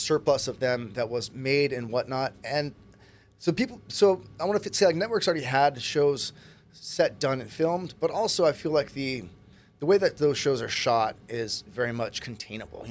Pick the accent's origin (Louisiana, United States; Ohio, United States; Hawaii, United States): Hawaii, United States; Kailua; moved away as an adult; also born or lived in California; I grew up in Kailua, local boy. Right here on Oahu.